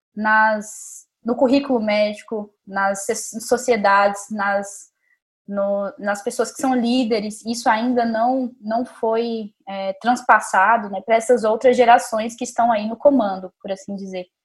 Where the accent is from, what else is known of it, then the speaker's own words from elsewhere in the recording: Montes Claros, Minas Gerais, Brazil; moved away as an adult; also born or lived in Vitória; now in São Paulo, Brazil; Sou de Minas Gerais, de Montes Claros. E eu me formei em medicina lá em Montes Claros mesmo